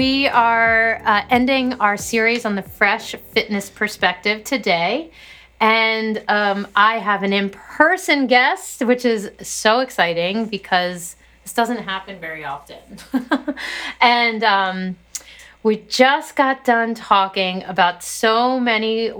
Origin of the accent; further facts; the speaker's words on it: Harford County, Maryland, United States; I'm from the other part of Maryland, very northern Maryland, Harford County